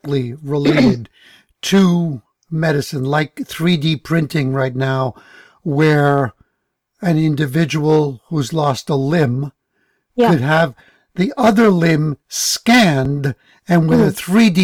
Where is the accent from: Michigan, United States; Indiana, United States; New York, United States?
New York, United States; New York City; moved away; having grown up in the Bronx